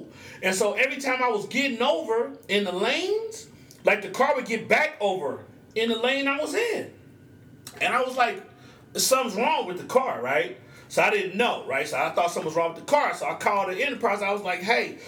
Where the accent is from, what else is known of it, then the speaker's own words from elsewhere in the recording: Oklahoma, United States; I'm from Oklahoma